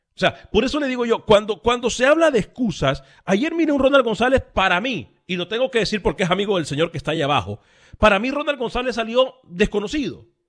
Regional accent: Honduras; su servidor de Honduras

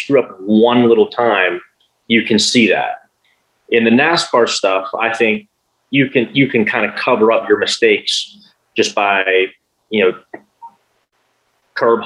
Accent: United States; Being an American over there

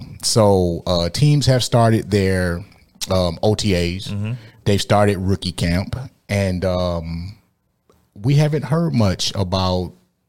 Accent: Detroit, Michigan, United States; growing up in Detroit in the '80s in the Bad Boys era

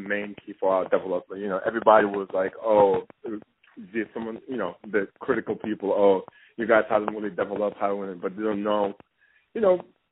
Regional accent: Senegal; moved away; also born or lived in Denmark / Belgium; originally I'm from Senegal

